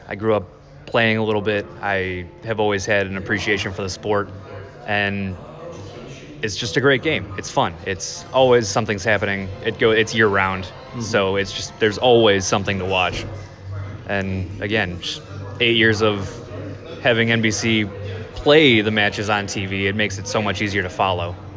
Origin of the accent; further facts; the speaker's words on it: Aurora, Ohio, United States; I grew up in Aurora